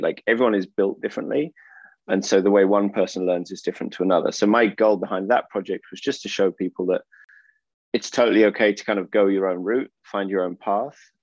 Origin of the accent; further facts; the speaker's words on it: Oxford, South East England, United Kingdom; moved away as an adult; also born or lived in Finland / France / Austria / United States; now in Portugal; I'm from England. I was born um, in Oxford, and I lived in the UK for around 18 years